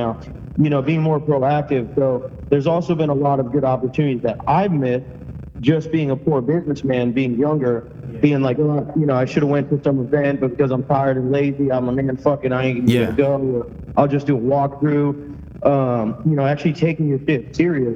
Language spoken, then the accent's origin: English; Miami, Florida, United States; I'm from Miami